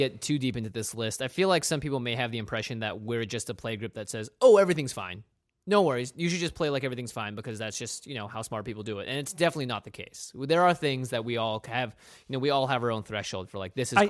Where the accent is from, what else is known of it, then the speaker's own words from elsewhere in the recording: Pacific Northwest, United States; We grew up in the Pacific Northwest.